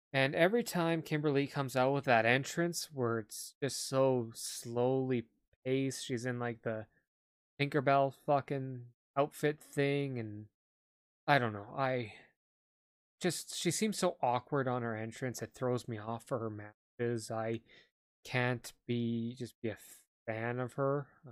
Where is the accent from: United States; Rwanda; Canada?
Canada; I'm Canadian.